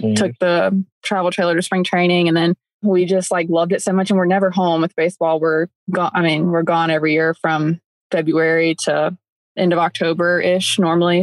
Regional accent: upstate South Carolina, United States; moved away as an adult; We're both from South Carolina, upstate South Carolina

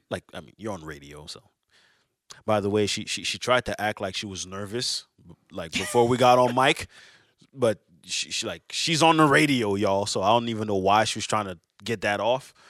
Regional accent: Montreal, Quebec, Canada; I'm from Montreal

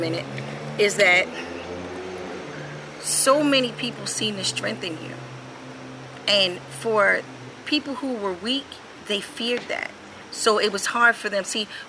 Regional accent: New York City, New York, United States; growing up in Queensbridge Public Housing, which is the largest housing project in the world

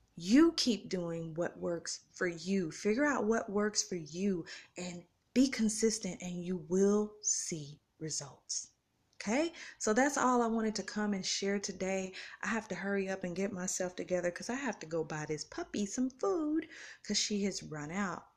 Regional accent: Tulsa, Oklahoma, United States; moved away as an adult; now in Kansas City, United States; I'm from Tulsa, Oklahoma

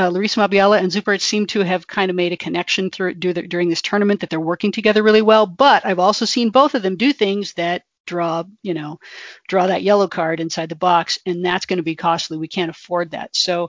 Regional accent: Bay Area, California, United States; I grew up in the Bay Area.

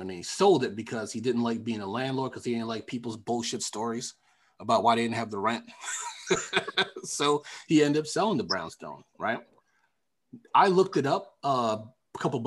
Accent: New York, United States; growing up in New York

